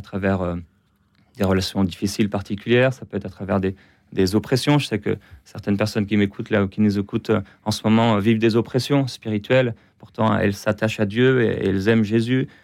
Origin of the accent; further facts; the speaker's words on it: Brittany, France; now in Quebec, Canada; je suis français, je suis breton, j'aime la Bretagne, j'aime la France